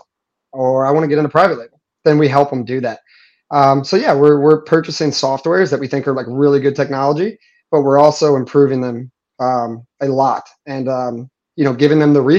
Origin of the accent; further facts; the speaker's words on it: St. Louis, Missouri, United States; moved away as an adult; now in Puerto Rico; born and raised in St. Louis. I live in Puerto Rico now